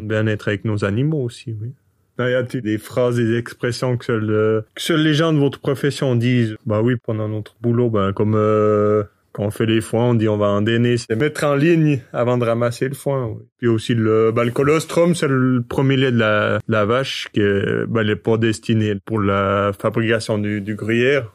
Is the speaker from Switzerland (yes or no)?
yes; Le Mouret, Fribourg, Switzerland; je viens du Mouret, j'ai 28 ans, je suis agriculteur sur l'exploitation familiale. C'est euh, dans le canton de Fribourg